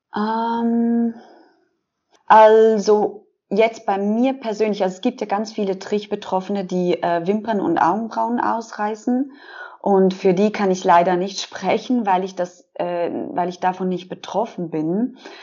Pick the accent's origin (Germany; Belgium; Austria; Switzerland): Switzerland; ich bin 33 und ich komme aus der Schweiz